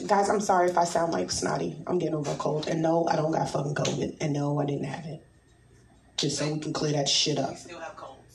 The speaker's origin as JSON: {"language": "English", "region": "New York", "country": "United States", "tie": "born or raised there", "also_born_or_lived": "the South (US)", "moved": "as an adult", "said": "I'm from New York"}